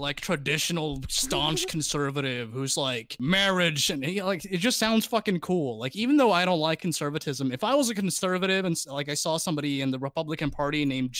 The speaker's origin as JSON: {"language": "English", "country": "Laos", "said": "I'm from Laos."}